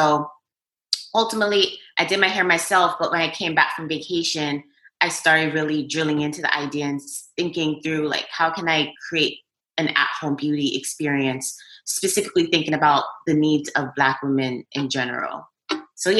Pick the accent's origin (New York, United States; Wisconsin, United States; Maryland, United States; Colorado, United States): New York, United States; I was born and raised in New York